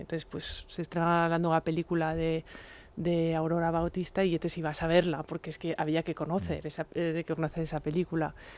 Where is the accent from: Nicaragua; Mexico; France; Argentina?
France; como francesa